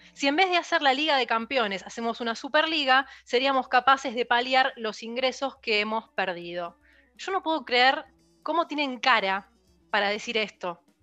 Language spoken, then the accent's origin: Spanish; Argentina; como argentina